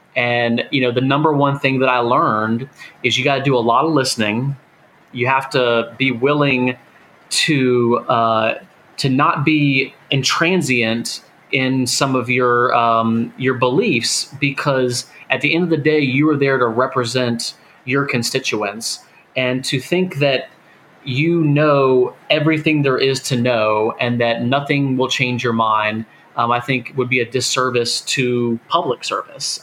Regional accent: Florida, United States; where I grew up in Florida

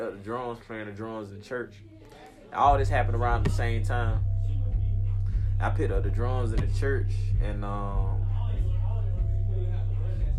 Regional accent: Florida, United States; I'm from Florida

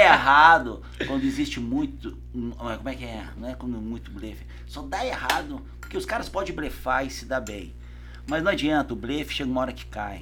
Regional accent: South Region, Brazil; moved away as an adult; also born or lived in São Paulo; eu saí do Sul, eu ia assumir a área de qualidade da GM

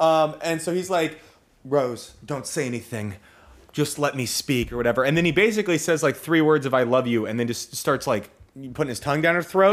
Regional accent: Napa, California, United States; I grew up in Napa

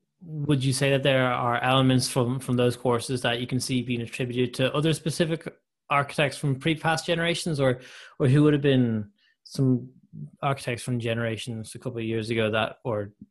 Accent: Ireland; as an Irishman

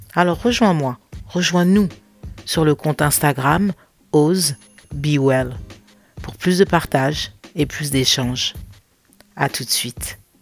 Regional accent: France; moved away as an adult; now in United States; Et moi, je le vis aux États-Unis. Ça fait cinq ans que j'ai quitté la France

